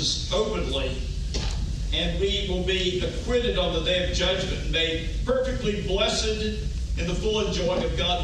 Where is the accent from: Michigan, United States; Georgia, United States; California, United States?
Georgia, United States; moved away as an adult; also born or lived in South Carolina; now in Memphis, United States; I'm from Georgia